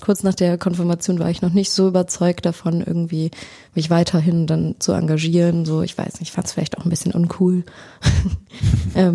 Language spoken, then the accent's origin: German; near Bremerhaven, Bremen, Germany; moved away as an adult; also born or lived in Hannover; now in Oldenburg, Germany; Ich komme ursprünglich aus der Nähe von Bremerhaven und habe die letzten vier Jahre in Hannover studiert, Religionspädagogik und soziale Arbeit.